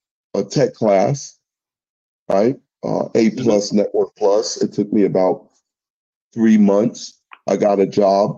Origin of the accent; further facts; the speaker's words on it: New York, United States; moved away as an adult; now in Atlanta, United States; I'm originally from New York